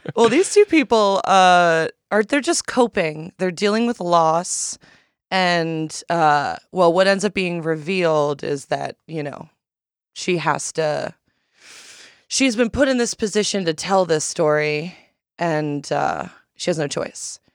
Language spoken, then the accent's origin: English; Miami, Florida, United States; I grew up in Miami